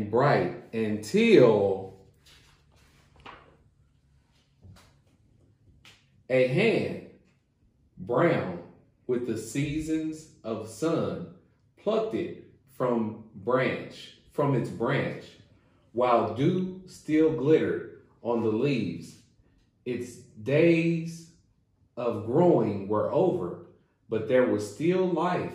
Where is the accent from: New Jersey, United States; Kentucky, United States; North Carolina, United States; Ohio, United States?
Kentucky, United States; Hopkinsville; now in Lexington, United States; I am located here in Lexington, Kentucky, and I am originally from Hopkinsville, Kentucky, which is the western part of Kentucky